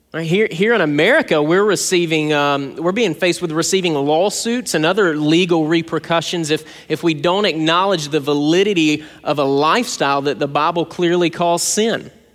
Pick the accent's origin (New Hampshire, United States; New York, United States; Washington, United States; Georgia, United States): Georgia, United States; South; When I was a kid growing up in South Georgia